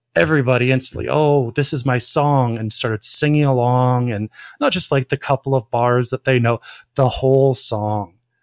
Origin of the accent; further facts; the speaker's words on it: Ontario, Canada; I'm from Ontario.